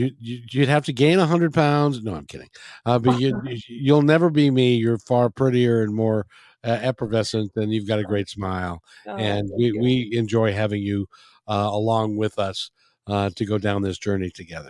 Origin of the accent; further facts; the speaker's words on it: Seattle, Washington, United States; growing up in the Seattle area. In those days, if people will remember, if you were here, it was a kinder, gentler place.